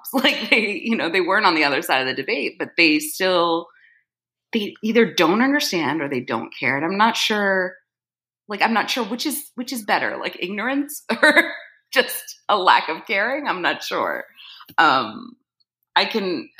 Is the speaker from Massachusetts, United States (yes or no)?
no; New Jersey, United States; moved away; I was born in Jersey